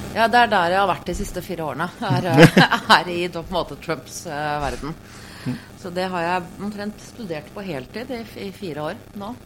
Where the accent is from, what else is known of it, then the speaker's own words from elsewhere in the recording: Norway; hjemme i Norge